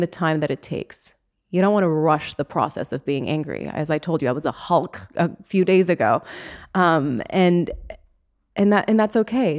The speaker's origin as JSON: {"language": "English", "country": "Switzerland", "moved": "yes", "lives_now": "Los Angeles, United States", "said": "I come from Switzerland in the middle of nowhere, and now here I am in Hollywood"}